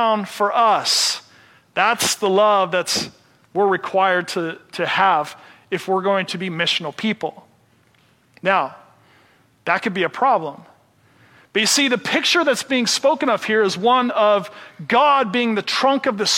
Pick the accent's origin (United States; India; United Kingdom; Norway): United States; Seattle, Washington; I'm from Seattle